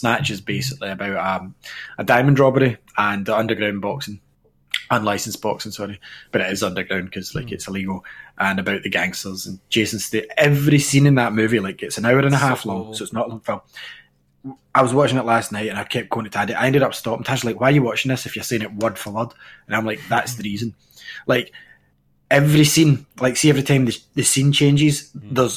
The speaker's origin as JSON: {"language": "English", "region": "Scotland", "country": "United Kingdom"}